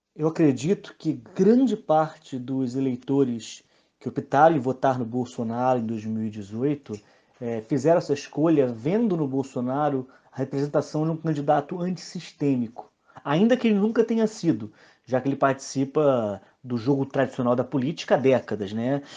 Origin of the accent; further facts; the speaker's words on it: São João de Meriti, Rio de Janeiro, Brazil; Eu sou de Eduardo Teles, meu pai foi comerciante de Eduardo Teles, eu, eu vivenciei essa queda